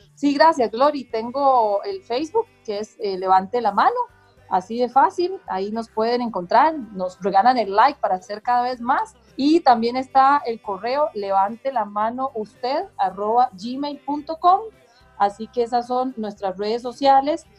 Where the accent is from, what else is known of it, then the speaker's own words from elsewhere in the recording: Argentina; moved away; yo soy de Argentina